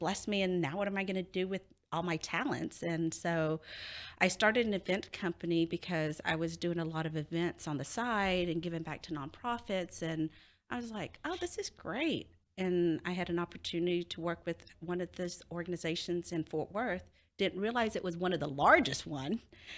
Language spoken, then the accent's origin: English; Cambodia; now in United States; So I was a refugee from Cambodia. So I don't know if a lot of you guys know, the Khmer Rouge invaded Cambodia. And during that time, my family had to flee our own country because they were bombing it.